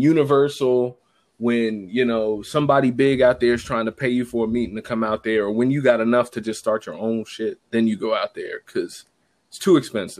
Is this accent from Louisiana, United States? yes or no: no; Maryland, United States; moved away; also born or lived in Florida / Los Angeles; I'm from Maryland